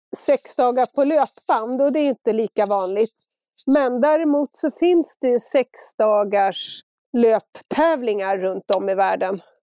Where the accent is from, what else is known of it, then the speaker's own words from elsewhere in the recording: Stockholm, Stockholm County, Sweden; moved away as an adult; now in Engelsfors, Sweden; efter att ha bott i Stock Stockholm precis hela mitt liv